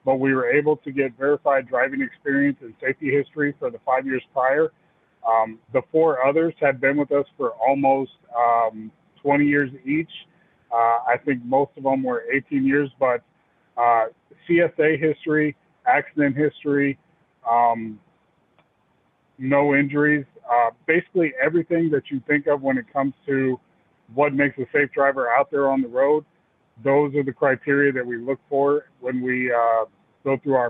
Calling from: Clarksville, Tennessee, United States; I'm calling in from Clarksville, Tennessee.

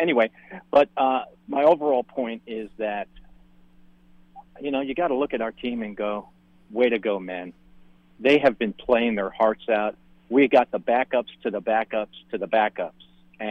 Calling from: Charleston, United States; Hey, Jonathan … in Charleston.

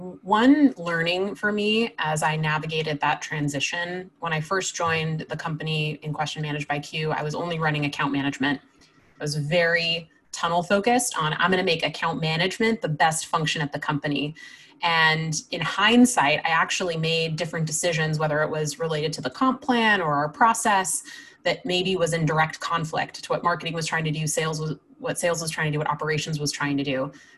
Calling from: New York City, New York, United States; I'm in New York City in Queens, in my basement.

